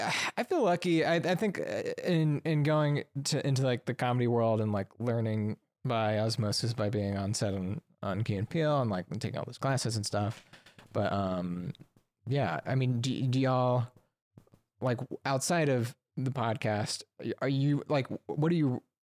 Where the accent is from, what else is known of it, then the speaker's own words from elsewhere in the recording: Alabama, United States; I'm from Alabama.